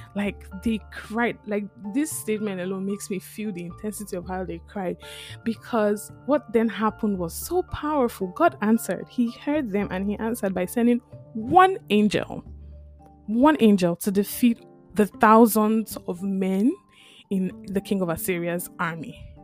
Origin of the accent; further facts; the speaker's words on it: Lagos, Nigeria; now in St. John's; I grew up in Lagos